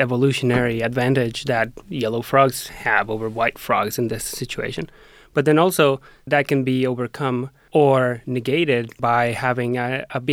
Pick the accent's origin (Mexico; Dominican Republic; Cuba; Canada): Mexico; moved away; When I was back home visiting my family in Mexico